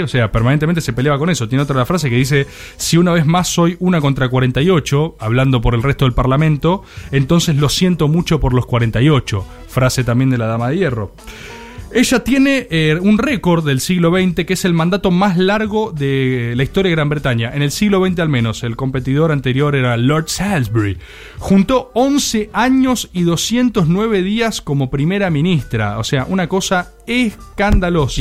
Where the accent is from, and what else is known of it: Argentina